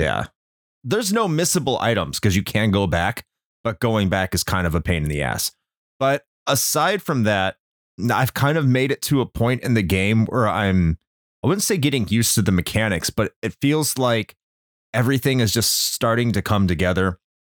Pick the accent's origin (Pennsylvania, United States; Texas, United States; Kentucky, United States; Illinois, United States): Illinois, United States; Chicago; moved away; when I was growing up in Chicago